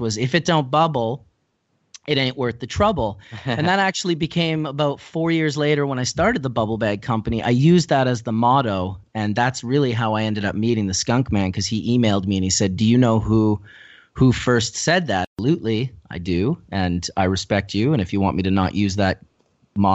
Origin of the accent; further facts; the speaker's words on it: Winnipeg, Manitoba, Canada; I was originally from Winnipeg, Manitoba, which is the center of the province just above North Dakota